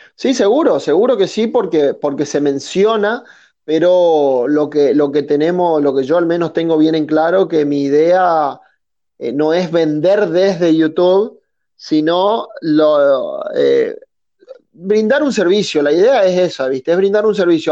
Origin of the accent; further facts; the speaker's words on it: Resistencia, Chaco, Argentina; soy oriundo de Resistencia, Chaco, al norte de Argentina